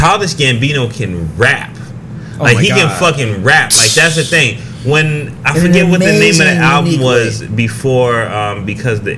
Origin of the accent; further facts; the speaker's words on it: Jamaica; I'm Jamaican, right? And I'm very, very Jamaican.